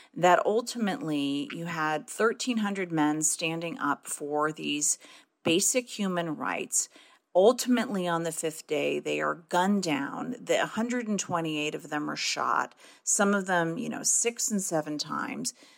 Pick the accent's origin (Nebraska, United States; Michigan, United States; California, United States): Michigan, United States; Detroit; growing up in Detroit and you know growing up in a in an overwhelmingly Black city